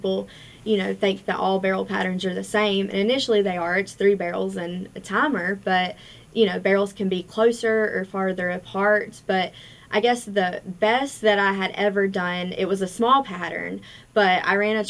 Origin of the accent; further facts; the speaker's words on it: Virginia, United States; also born or lived in Abingdon, Virginia; I'm originally from Conorock, Virginia, and I moved to Abingdon, Virginia